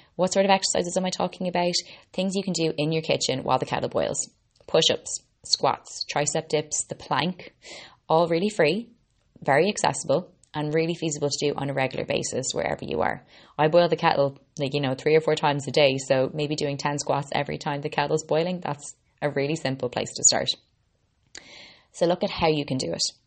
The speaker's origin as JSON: {"language": "English", "country": "Ireland", "also_born_or_lived": "Boston, Massachusetts, United States", "said": "I'm an Irish girl, Boston born"}